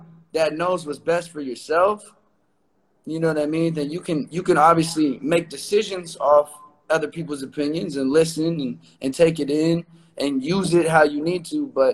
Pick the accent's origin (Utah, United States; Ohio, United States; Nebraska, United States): Nebraska, United States; Omaha; moved away as an adult; now in Los Angeles, United States; I'm from Omaha, Nebraska.